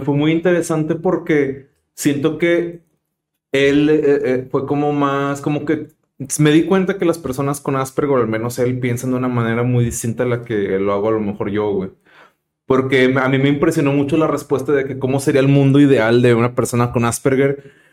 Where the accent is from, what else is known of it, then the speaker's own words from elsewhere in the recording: Monterrey, Nuevo León, Mexico; somos regios